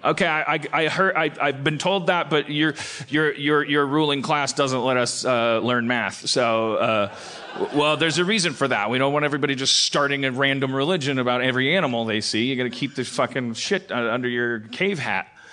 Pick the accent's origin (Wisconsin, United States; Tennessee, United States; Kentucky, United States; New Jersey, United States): Wisconsin, United States; Milwaukee; now in California, United States; I was born in Milwaukee